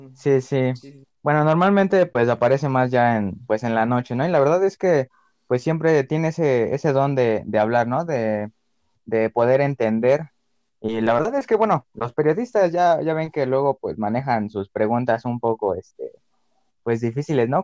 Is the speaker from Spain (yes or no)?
no; Mexico; como mexicano